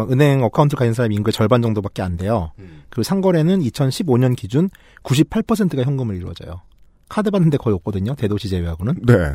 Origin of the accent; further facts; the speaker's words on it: South Korea; 청취자 여러분, 저는 한국 사람입니다.